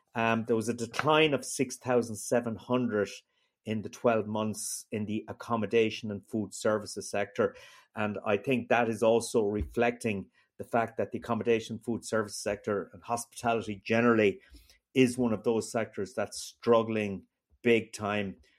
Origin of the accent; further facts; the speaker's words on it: Ireland; me as an Irish person in Brussels